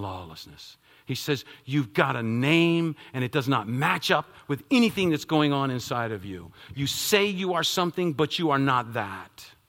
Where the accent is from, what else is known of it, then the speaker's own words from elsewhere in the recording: United States; as American citizens